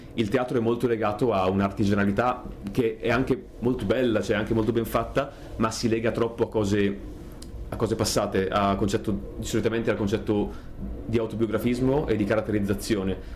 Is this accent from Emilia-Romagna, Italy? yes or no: yes; Mirandola, Emilia-Romagna, Italy; now in Bologna, Italy; sono di Mirandola, provincia di Modena